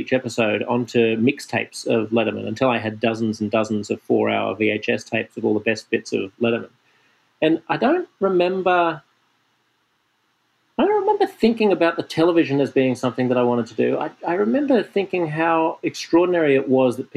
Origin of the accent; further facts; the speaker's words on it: Sydney, New South Wales, Australia; I was growing up in Sydney